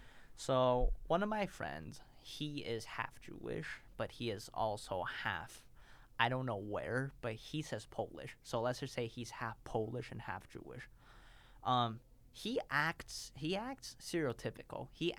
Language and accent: English; Beijing, China; born there; If you ask me who I am, okay, I was born in Beijing, but am I really from Beijing? No.